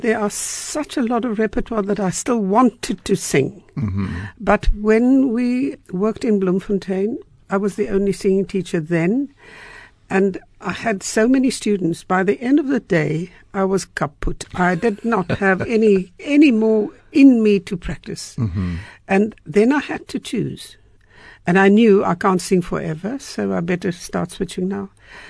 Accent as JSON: {"language": "English", "town": "Freiburg", "region": "Baden-Württemberg", "country": "Germany", "tie": "born or raised there", "said": "You know, I grew up in Freiburg"}